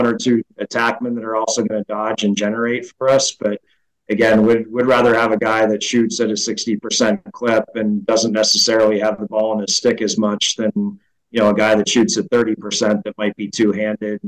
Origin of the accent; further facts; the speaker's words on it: Midwest, United States; moved away as an adult; also born or lived in East Coast; growing up in the Midwest